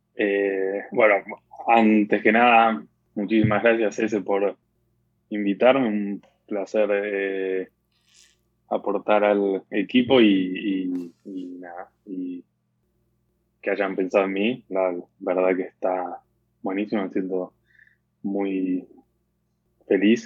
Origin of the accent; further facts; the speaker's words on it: Argentina; moved away as an adult; also born or lived in United States; como buen argentino